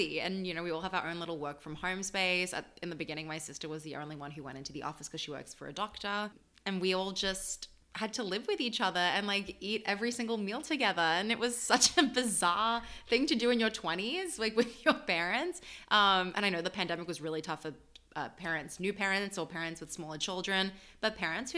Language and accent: English; Melbourne, Victoria, Australia; also born or lived in Paris, France; now in New York, United States; I'm from Melbourne specifically